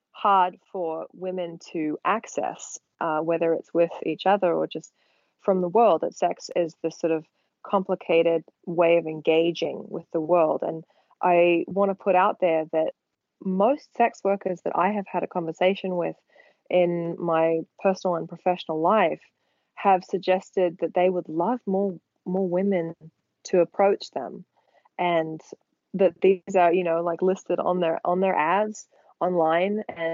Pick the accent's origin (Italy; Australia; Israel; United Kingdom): Australia; now in California, United States; I am foreign. I am Australian